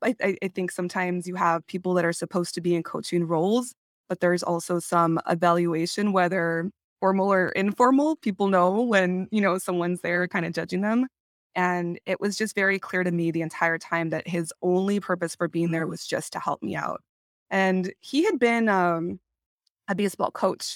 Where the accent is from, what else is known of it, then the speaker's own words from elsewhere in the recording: California, United States; moved away; I am originally from California